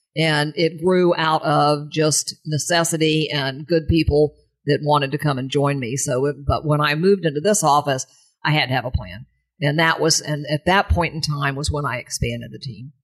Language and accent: English; St. Petersburg, Florida, United States; also born or lived in New York City; came here when I was two years old